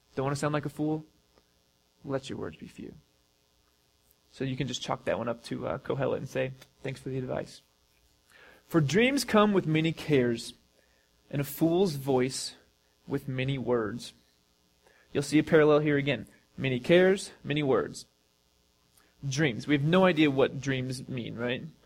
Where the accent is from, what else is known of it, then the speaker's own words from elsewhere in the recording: United States; as American Christians